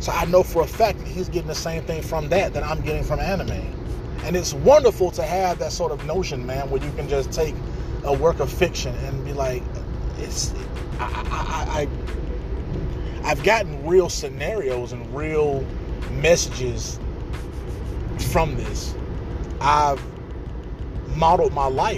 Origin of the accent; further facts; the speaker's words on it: Atlanta, Georgia, United States; I'm from Atlanta, Georgia, man. I'm talking about the inner city of Atlanta, Georgia, man. I'm from the Pittsburgh community of Atlanta, Georgia